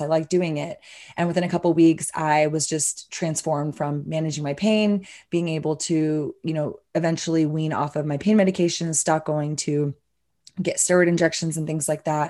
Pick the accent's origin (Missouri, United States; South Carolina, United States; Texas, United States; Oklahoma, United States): Texas, United States; Austin; I'm a born and raised Austinite, so Texan, obviously, but Austin really is my hometown